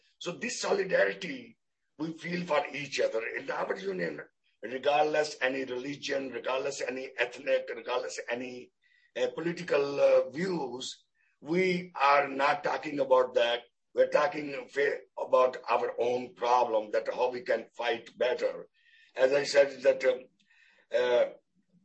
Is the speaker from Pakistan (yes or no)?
yes; Pakistan; moved away; I'm Pakistani